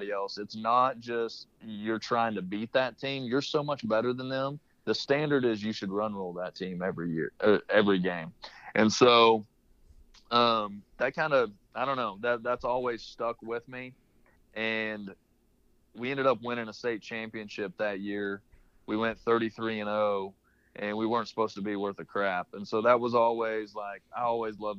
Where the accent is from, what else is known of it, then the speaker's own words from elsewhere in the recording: Ada, Oklahoma, United States; moved away as an adult; now in Phoenix, United States; I went to East Central in Ada. It's in my hometown, D2 school